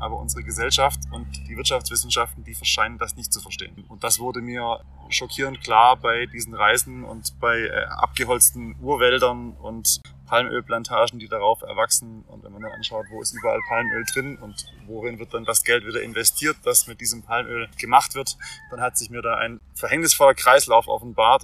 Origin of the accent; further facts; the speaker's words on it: Swabia, Baden-Württemberg, Germany; ich bin ja Schwabe